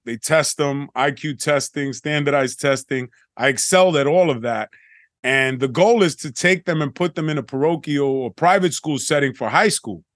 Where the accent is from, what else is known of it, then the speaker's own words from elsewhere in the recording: New York City, New York, United States; growing up in the Bronx and in the projects